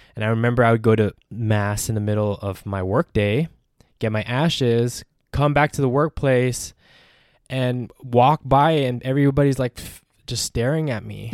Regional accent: Philippines; I'm a Filipino man.

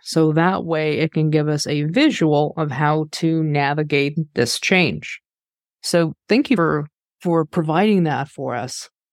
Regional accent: Kansas, United States; I'm from Kansas

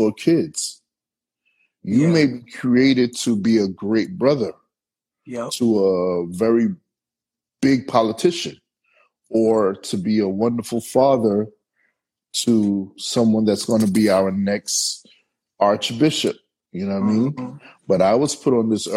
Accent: New York City, New York, United States; now in Los Angeles, United States; I'm from Brooklyn, New York. And I live in LA.

